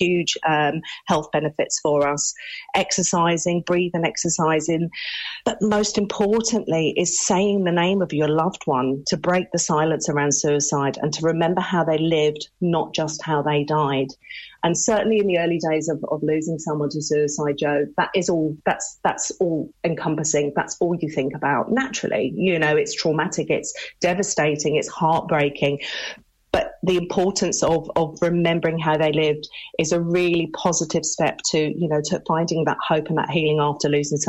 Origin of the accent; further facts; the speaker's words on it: United Kingdom; now in Ireland; I was born and raised in the UK, but my family are Irish, hence my reason for being here in County Limerick.